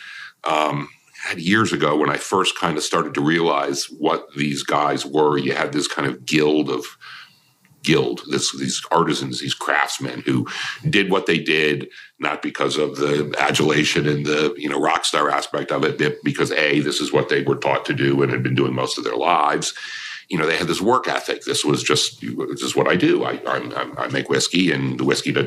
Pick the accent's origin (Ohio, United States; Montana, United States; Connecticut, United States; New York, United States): Connecticut, United States; moved away as an adult; now in Kentucky, United States; I grew up in Connecticut.